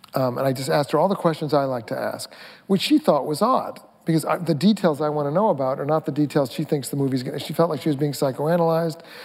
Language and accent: English; Mamaroneck, New York, United States; also born or lived in Brooklyn; I'm from Mamaroneck. I, we broke out of Brooklyn and went to the suburbs